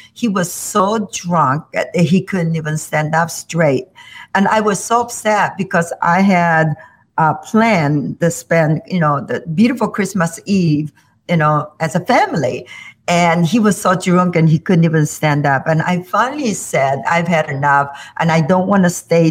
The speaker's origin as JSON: {"language": "English", "country": "South Korea", "tie": "born or raised there", "moved": "as an adult", "lives_now": "Illinois, United States", "said": "I grew up in South Korea"}